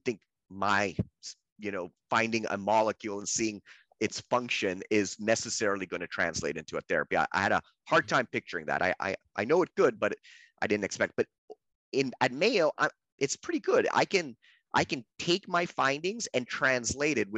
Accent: Canada; I'm Canadian by birth

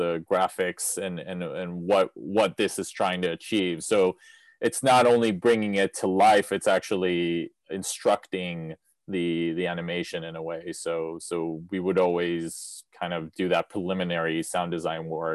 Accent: Israel; moved away; I grew up in Israel, so, you know, I come from the Middle East

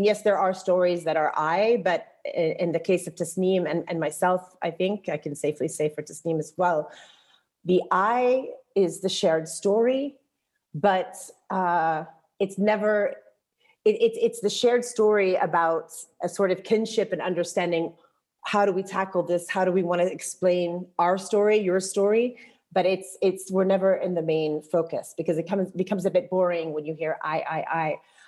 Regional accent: Jordan; also born or lived in Texas, United States; And I also felt a bit restricted because I'm not Palestinian, I'm Jordanian, I'm Circassian, I'm Texan. I have Palestinian children. I was married living here

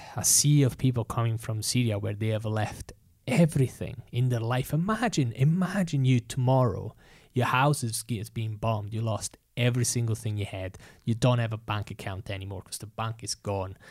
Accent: Italy; moved away; I've experienced it growing up in Italy

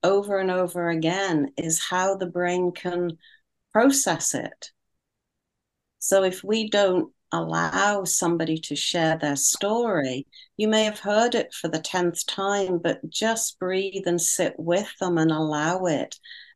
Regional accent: United Kingdom; being a Brit

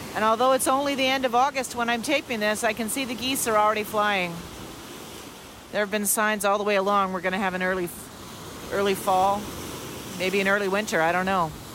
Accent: Kingston, Ontario, Canada; I spent a number of years growing up in Kingston, Ontario

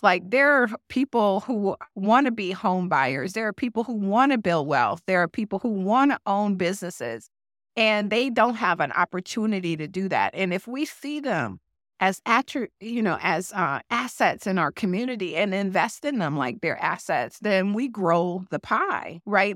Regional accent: Detroit, Michigan, United States; moved away as an adult; now in Twin Cities, United States; Detroit is my hometown

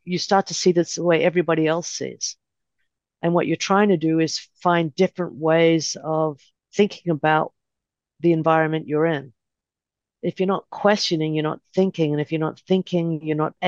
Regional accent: Melbourne, Victoria, Australia; moved away as an adult; now in Los Angeles, United States; I grew up in Australia, first generation Australian

